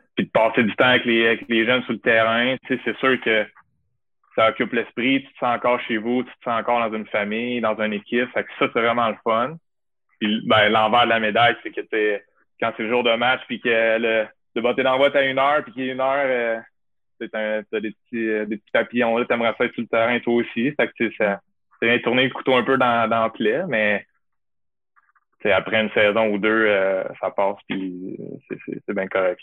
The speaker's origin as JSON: {"language": "French", "town": "Quebec City", "region": "Quebec", "country": "Canada", "said": "j'ai fini ma carrière en gagnant à Couvanier, chez nous, à Québec, avec la famille, les amis, les boys."}